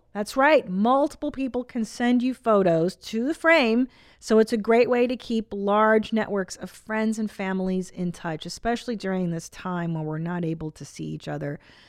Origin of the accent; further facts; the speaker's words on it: Bloomington, Illinois, United States; I'm a mom to two boys, and we are from Bloomington, Illinois.